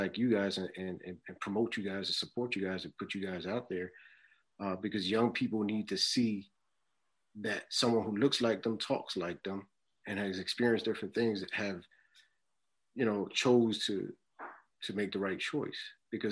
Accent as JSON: {"language": "English", "town": "Philadelphia", "region": "Pennsylvania", "country": "United States", "tie": "born or raised there", "said": "I'm born and raised in Philly"}